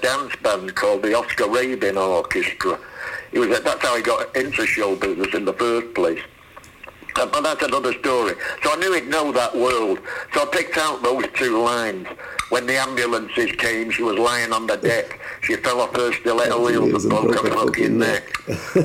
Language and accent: English; Salford, North West England, United Kingdom; I'm from Salford